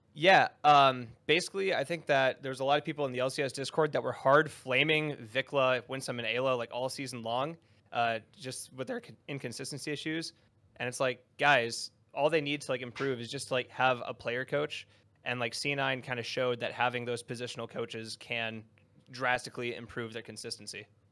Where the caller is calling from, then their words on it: Sioux Falls, South Dakota, United States; I'm calling from Sioux Falls, South Dakota